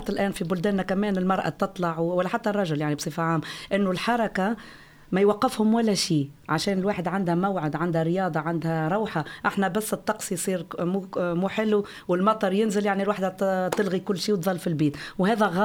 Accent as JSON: {"language": "Arabic", "country": "Tunisia", "moved": "yes", "lives_now": "Flensburg, Germany", "said": "انا من تونس أكيد"}